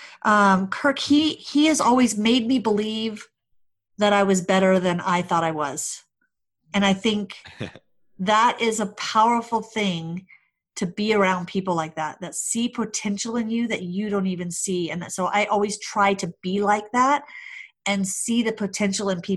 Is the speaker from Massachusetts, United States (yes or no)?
no; Hawaii, United States; also born or lived in California / Arizona; now in Denver, United States; I grew up in Hawaii, lived in California, then moved to Denver